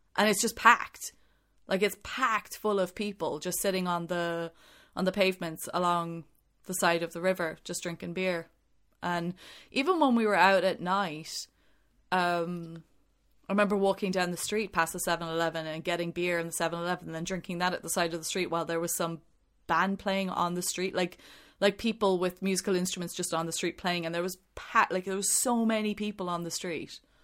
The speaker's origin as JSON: {"language": "English", "country": "Ireland", "tie": "born or raised there", "said": "growing up in Ireland"}